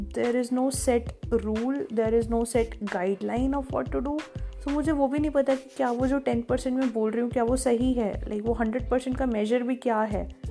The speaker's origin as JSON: {"language": "Hindi", "town": "Bhiwani", "region": "Haryana", "country": "India", "tie": "born or raised there", "said": "भिवानी मेरा home town है"}